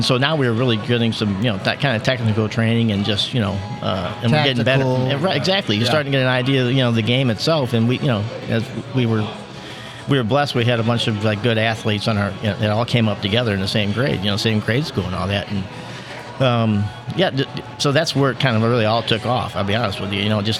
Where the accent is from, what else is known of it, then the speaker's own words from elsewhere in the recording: Florissant, Missouri, United States; I grew up in Florissant and went to St. Dismas Parish.